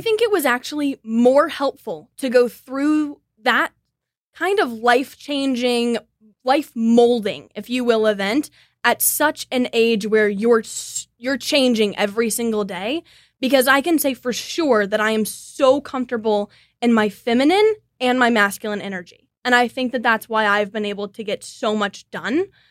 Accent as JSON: {"language": "English", "town": "Kansas City", "country": "United States", "tie": "born or raised there", "said": "born and raised in Kansas City."}